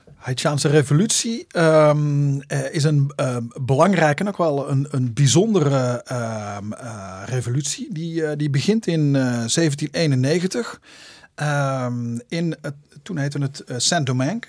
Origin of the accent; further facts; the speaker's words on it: Zundert, North Brabant, Netherlands; Ik kom uit Zundert, dat ligt tussen Breda en Antwerpen.